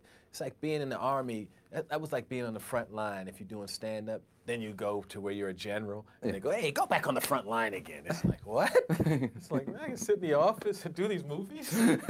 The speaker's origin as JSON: {"language": "English", "region": "New York", "country": "United States", "said": "I said, \"Hey, yeah, I'm the comedian. … I'm from Long Island.\""}